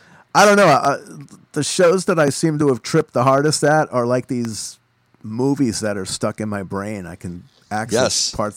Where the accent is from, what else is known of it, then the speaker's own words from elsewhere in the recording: Roslyn, New York, United States; Long Island, Roslyn.